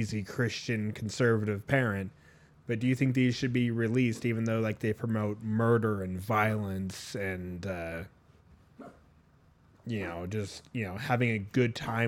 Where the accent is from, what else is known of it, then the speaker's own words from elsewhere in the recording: Ireland; I'm an Irish little man.